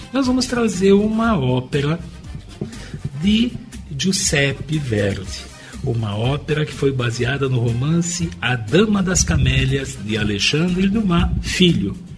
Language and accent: Portuguese; Brazil; nós somos nascidos no Brasil